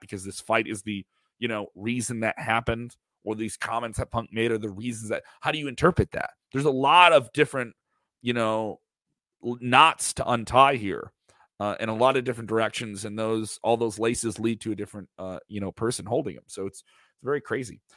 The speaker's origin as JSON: {"language": "English", "town": "Chicago", "region": "Illinois", "country": "United States", "said": "I'm from Chicago"}